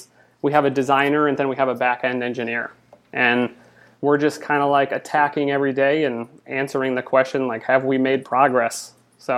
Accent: Michigan, United States; moved away as an adult; now in Los Angeles, United States; I'm originally from Michigan, and I moved here

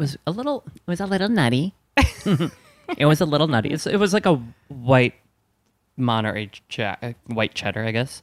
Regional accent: Wisconsin, United States; I'm from Wisconsin

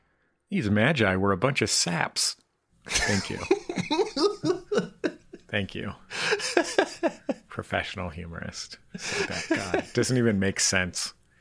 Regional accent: San Francisco, California, United States; I'm from San Francisco

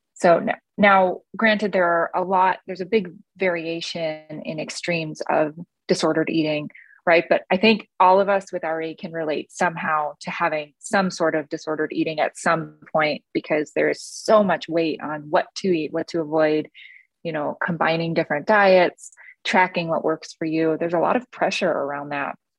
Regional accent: East Coast, United States; I grew up on the East Coast where eating is what you

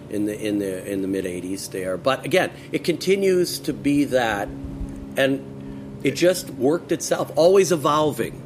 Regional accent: Westchester County, New York, United States; now in Santa Monica, United States; I grew up on the East Coast. Ironically, Miles and I have a very similar background. We both grew up in Westchester County

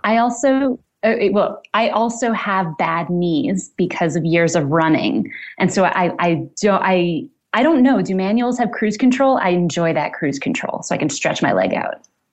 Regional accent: New York City, New York, United States; we grew up in Manhattan

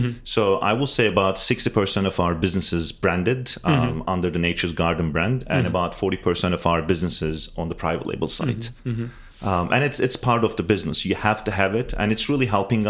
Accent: Turkey; now in United States; me and my business partner originally from Turkey

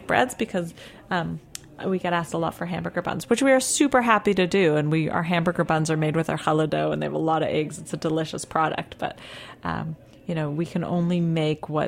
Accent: Toronto, Ontario, Canada; now in New York City, United States; I'm from Toronto

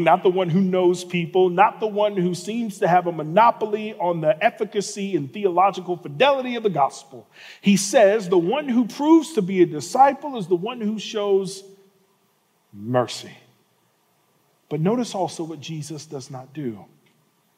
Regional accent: Birmingham and Atlanta, the South, United States; I was born and raised in cities in Birmingham and Atlanta

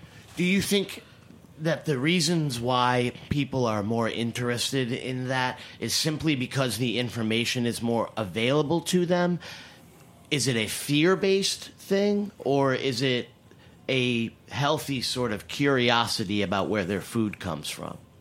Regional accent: New England, United States; I am from New England

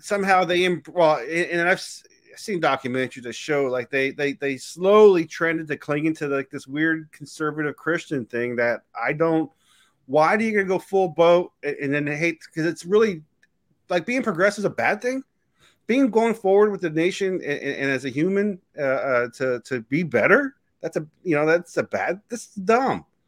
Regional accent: United States; being American

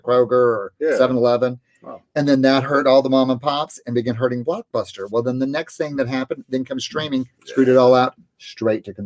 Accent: the South, United States; Lord knows I'm from the South

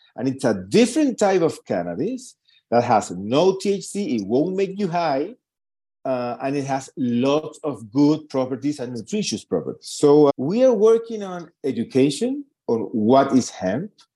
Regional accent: Lima, Peru; moved away as an adult; now in Santiago, Chile; I was born and raised in Lima, Peru.

